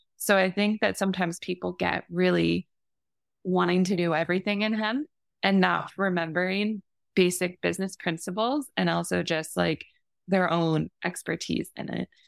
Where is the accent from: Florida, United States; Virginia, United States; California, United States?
Florida, United States; growing up in Florida